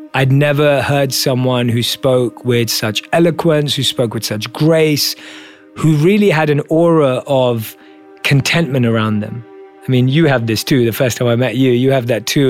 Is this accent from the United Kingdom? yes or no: yes; London, United Kingdom; I was born and raised in London as a normal Indian kid